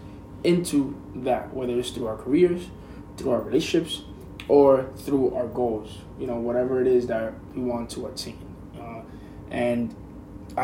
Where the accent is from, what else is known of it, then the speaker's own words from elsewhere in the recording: United States; as an American